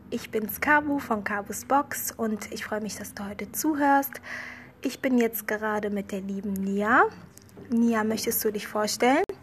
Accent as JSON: {"language": "German", "country": "Germany", "tie": "born or raised there", "also_born_or_lived": "Ethiopia", "said": "ich bin in Äthiopien geboren"}